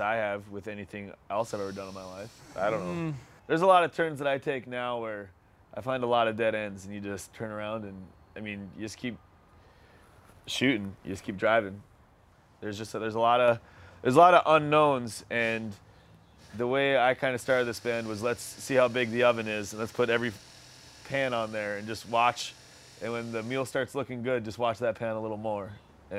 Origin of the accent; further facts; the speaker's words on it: Stephen, Minnesota, United States; I grew up in Stephen, Minnesota. It's a very small town in north northwest west Minnesota